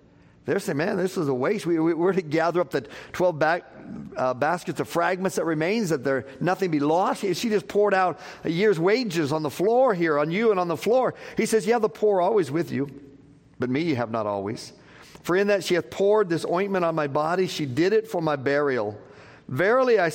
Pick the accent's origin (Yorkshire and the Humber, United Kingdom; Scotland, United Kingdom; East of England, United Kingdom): Scotland, United Kingdom; as a Scottish man.